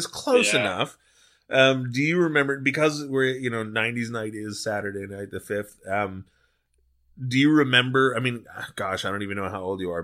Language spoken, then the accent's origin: English; Long Beach, California, United States; also born or lived in San Fernando Valley, Los Angeles; I grew up in Long Beach, but I had moved